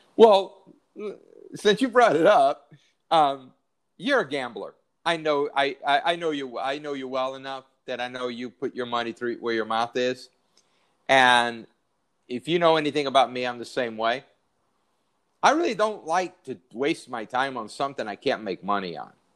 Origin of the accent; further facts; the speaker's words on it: San Diego, California, United States; moved away; I grew up in San Diego. My whole family still lives there